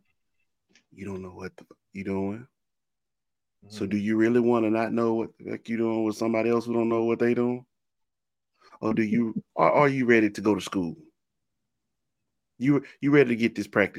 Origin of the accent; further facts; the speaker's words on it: Hattiesburg, Mississippi, United States; I'm from Hattiesburg, Hattiesburg, Mississippi, home of Southern Miss